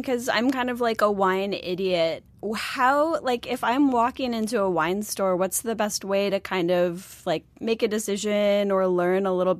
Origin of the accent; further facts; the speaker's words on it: Buffalo, New York, United States; Like, I'm from Buffalo.